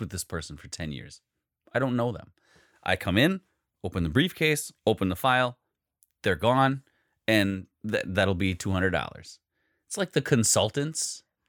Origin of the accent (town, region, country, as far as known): Wisconsin, United States